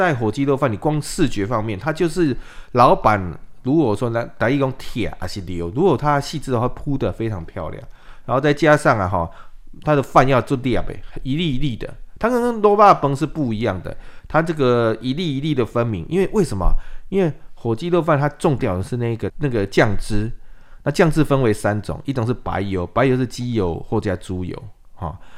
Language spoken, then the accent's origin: Chinese; Minxiong, Chiayi County, Taiwan; first language Taiwanese Hokkien; Chinese is a second language; moved away as an adult; also born or lived in Kaohsiung / Taipei; 因为就是从小住嘉义嘛，我是民雄嘛，